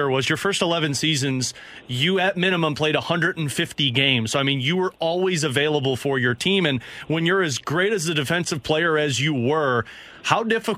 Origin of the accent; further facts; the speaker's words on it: St. Louis, Missouri, United States; born and raised in St. Louis